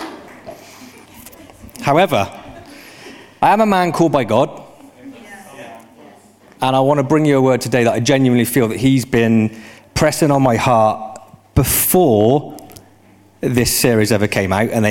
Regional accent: United Kingdom; I'm British

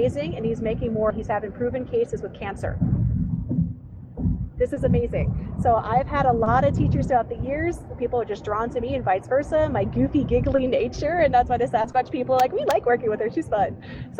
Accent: Clearwater, Florida, United States; also born or lived in Pasco County, Florida / Pinellas County, Florida / New Port Richey, Florida; I was born and raised in Clearwater, Florida, which is amazing

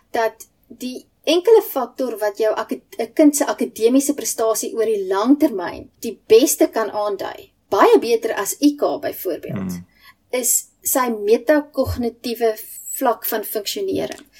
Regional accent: South Africa; ek as 'n gewone Suid-Afrikaner

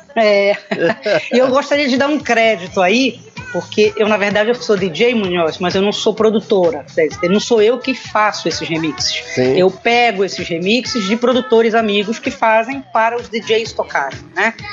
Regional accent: Belém, Pará, Brazil; moved away as an adult; also born or lived in Rio de Janeiro, Brazil; now in Braga, Portugal; Sim, sou paraense e saí de Belém tem o quê? 16

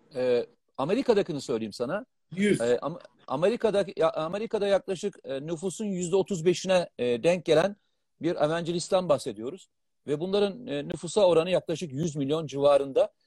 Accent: Black Sea Region, Turkey; ben Karadenizliyim.

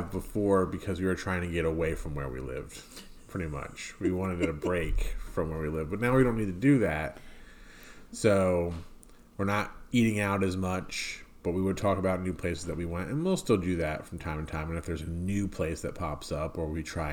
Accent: New Jersey, United States; we're a couple from New Jersey. We live in South Jersey now. We moved to South Jersey from, like, Central Jersey

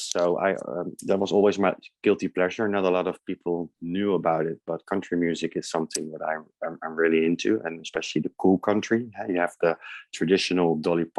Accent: The Hague, South Holland, Netherlands; moved away as an adult; also born or lived in Amsterdam / Germany / United States; now in London, United Kingdom; Originally from the Netherlands. I was born in The Hague, small seaside town, but I lived in Amsterdam for a long time.

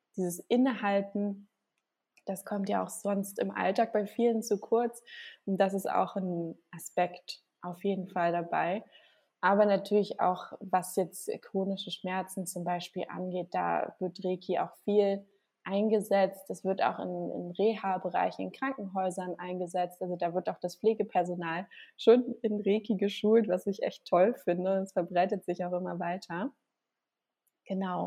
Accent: Hamburg, Germany; moved away as an adult; now in Gran Canaria, Spain; ich komme gebürtig aus Hamburg und bin aber jetzt seit ja, anderthalb Jahren auf Gran Canaria

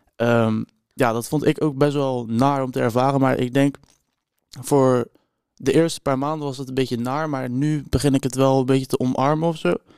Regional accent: Rotterdam, South Holland, Netherlands; Ik kom uit Rotterdam ongeveer

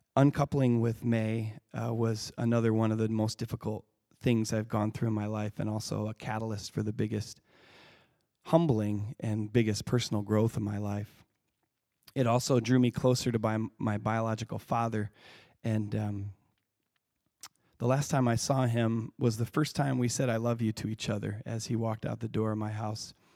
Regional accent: Lake City, Michigan, United States; it was a pretty idyllic childhood I had growing up on Earthwork Farm

